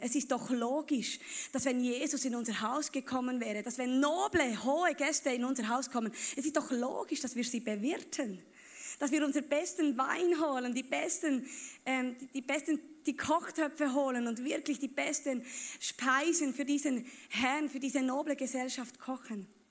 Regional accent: Bern, Switzerland; Ich komme aus Bern

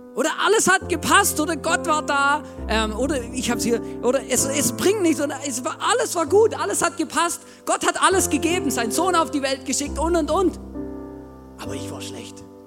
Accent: Germany; ich bin auch Deutscher

